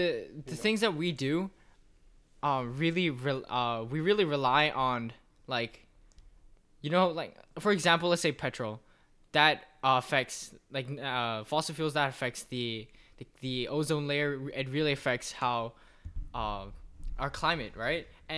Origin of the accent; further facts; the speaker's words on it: Malaysia; I'm actually from Malaysia, which is pretty cool.